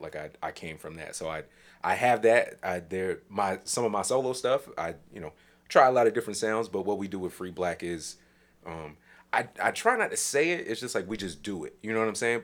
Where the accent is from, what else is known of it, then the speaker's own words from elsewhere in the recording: New Jersey, United States; I'm from New Jersey.